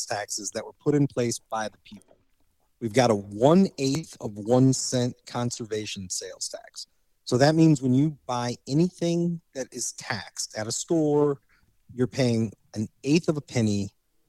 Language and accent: English; Indiana, United States; now in Missouri, United States; I grew up in Indiana